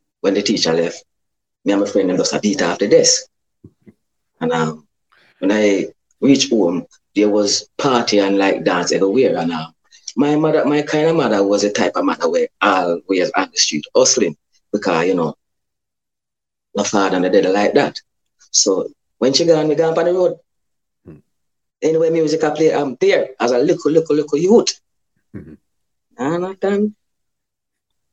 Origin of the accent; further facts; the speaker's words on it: Kingston, Jamaica; also born or lived in Clarendon, Jamaica; I grew up in Western Kingston. That's downtown Kingston